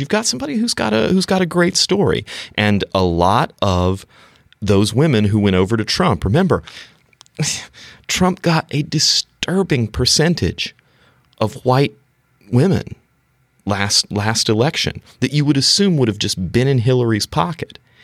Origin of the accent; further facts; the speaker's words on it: the Carolinas, United States; moved away; born and raised in the Carolinas